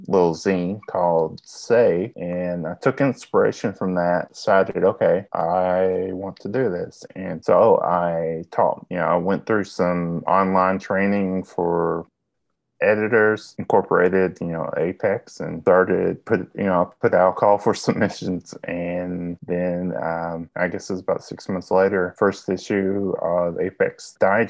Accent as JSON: {"language": "English", "region": "Southeast Kentucky", "country": "United States", "tie": "born or raised there", "accent": "Southeast Kentucky", "said": "I was raised in Southeast Kentucky"}